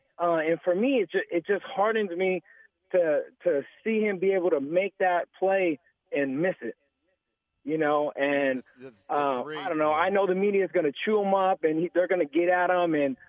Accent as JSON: {"language": "English", "region": "California", "country": "United States", "tie": "born or raised there", "said": "I want to say I've been born and raised in the Bay Area, and I've been going to Warriors games since I can remember."}